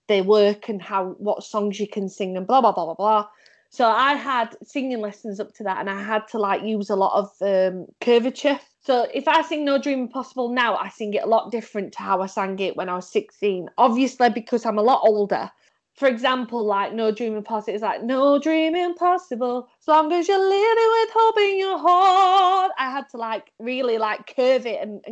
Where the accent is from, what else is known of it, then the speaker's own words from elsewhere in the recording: Sheffield, Yorkshire and the Humber, United Kingdom; I was from Sheffield. A lot of people said that I was made of steel because obviously in Sheffield we made steel.